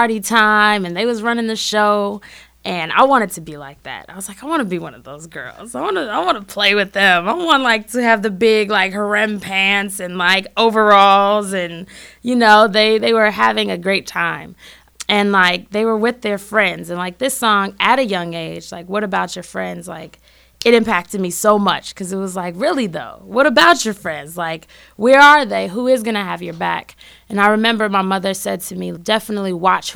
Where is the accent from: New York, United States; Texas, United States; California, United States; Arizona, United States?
California, United States; Berkeley; moved away as an adult; also born or lived in Oakland, California; now in Chicago, United States; I'm originally from Berkeley, California